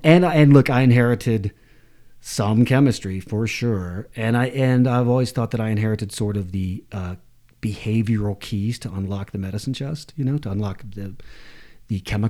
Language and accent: English; Atlanta, Georgia, United States; Yeah, before that, I grew up in a kind of an artistic family in Atlanta